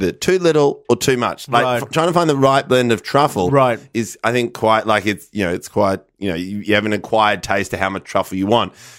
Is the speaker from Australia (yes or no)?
yes; Melbourne, Victoria, Australia; growing up in North Carlton and being, you know, kind of Italian.